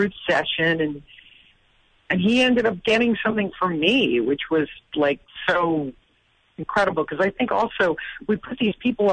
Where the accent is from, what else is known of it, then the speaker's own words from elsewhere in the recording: Massachusetts, United States; I'm from Massachusetts